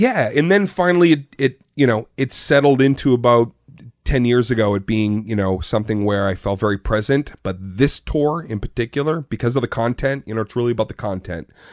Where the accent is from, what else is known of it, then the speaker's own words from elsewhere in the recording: Arlington, Massachusetts, United States; Born and raised in Arlington, Massachusetts